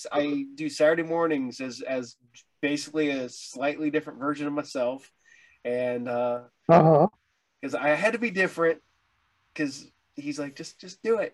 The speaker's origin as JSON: {"language": "English", "region": "Ohio", "country": "United States", "tie": "born or raised there", "said": "I grew up in Ohio."}